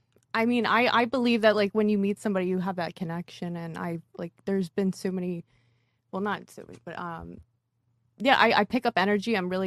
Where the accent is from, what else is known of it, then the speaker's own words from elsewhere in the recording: Trexlertown, Pennsylvania, United States; now in Miami, United States; Trexler Town, originally.